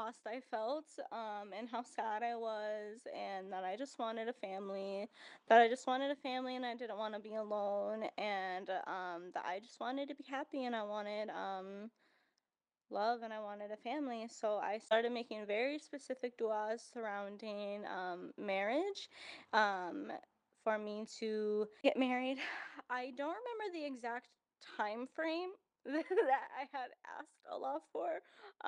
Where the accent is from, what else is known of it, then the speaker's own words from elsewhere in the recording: United States; growing up in America